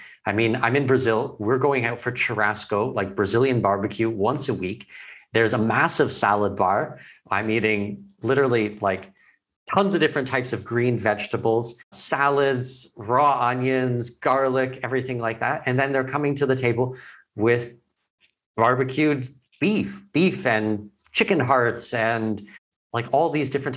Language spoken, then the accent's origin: English; Canada; moved away as an adult